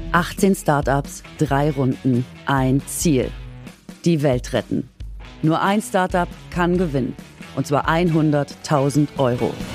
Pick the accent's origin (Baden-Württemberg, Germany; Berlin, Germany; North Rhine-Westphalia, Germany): Baden-Württemberg, Germany; Gingen an der Brenz; accent: Swabian; es ist schon wieder meine Heimat